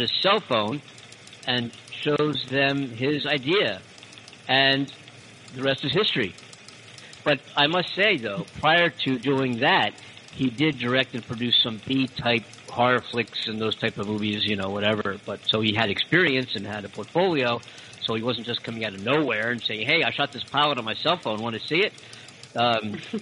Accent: Philadelphia, Pennsylvania, United States; now in Los Angeles, United States; I'm in L.A. I'm from Philadelphia originally

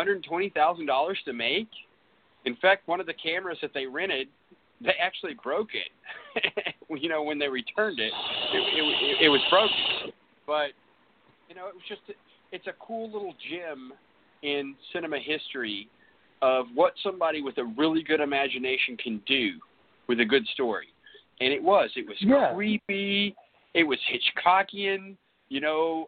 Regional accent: Mayflower, Arkansas, United States; also born or lived in California; I grew up in Mayflower.

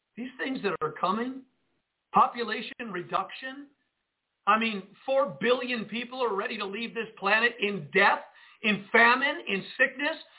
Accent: Jersey City, New Jersey, United States; now in Northwest Arkansas, United States; I grew up in Jersey City, New Jersey

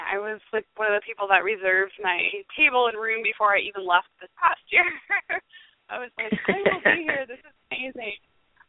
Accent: St. Augustine, Florida, United States; so she heard me saying that I'm from St. Augustine. Hey, that's where I'm from.

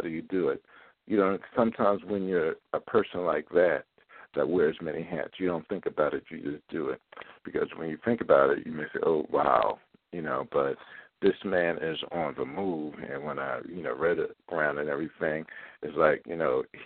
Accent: Philadelphia, Pennsylvania, United States; now in Baltimore, United States; my hometown in Philadelphia

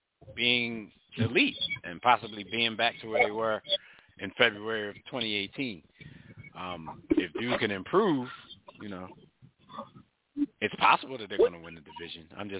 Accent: Philadelphia, Pennsylvania, United States; because I'm from Philly.

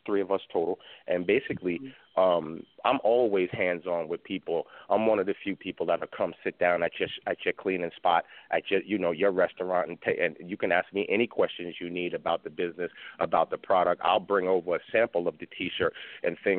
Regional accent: New York, United States; moved away as an adult; now in Houston, United States; I live in Houston now. I'm originally from New York, but over the last 2 years I've been living here

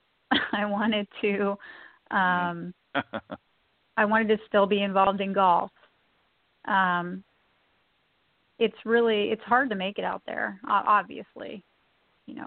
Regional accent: Redlands, California, United States; I was born in Redlands. I grew up in Redlands.

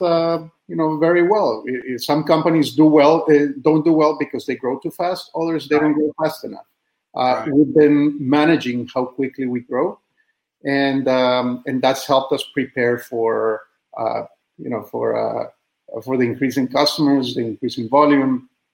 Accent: Costa Rica; moved away as an adult; also born or lived in Austin, Texas; now in United States; I'm originally from Costa Rica. I was born and raised there.

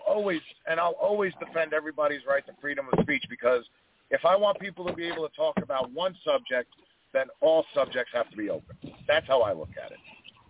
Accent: New York City, New York, United States; moved away as an adult; also born or lived in Knoxville, Tennessee; I was born … in Jackson Heights, Queens, New York. And, I'm your typical New Yorican.

